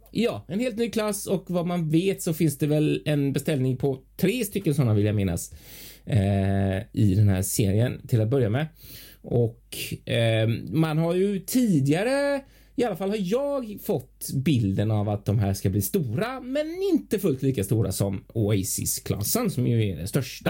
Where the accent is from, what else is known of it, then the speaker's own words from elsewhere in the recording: Gothenburg, Västra Götaland, Sweden; jag som göteborgare